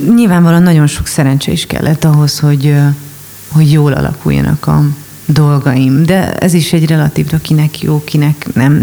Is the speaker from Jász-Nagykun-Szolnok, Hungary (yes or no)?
no; Budapest, Hungary; also born or lived in Miskolc; budapesti vagyok